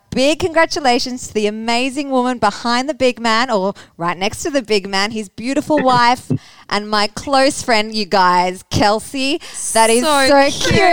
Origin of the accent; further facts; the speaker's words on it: Australia; We're representing from Australia.